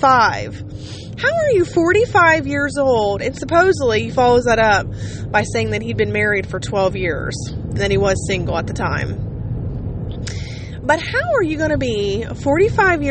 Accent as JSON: {"language": "English", "region": "Ohio", "country": "United States", "said": "I just told him Ohio."}